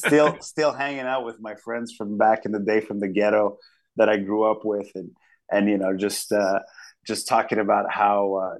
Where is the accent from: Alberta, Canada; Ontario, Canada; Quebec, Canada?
Quebec, Canada; Montreal; I'm from Quebec and I'm from Montreal, and I have this sort of upbringing that's not only multicultural but multilingual, and I've absorbed all of Quebec's, you know, politics and sociology.